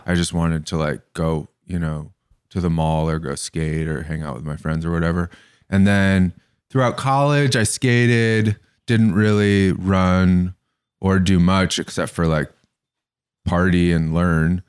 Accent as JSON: {"language": "English", "area": "Bay Area", "region": "California", "country": "United States", "tie": "born or raised there", "also_born_or_lived": "Larkspur, California", "said": "I grew up in the Bay Area, and I went to kind of a hippie elementary school, and I moved to the burbs to go to high school"}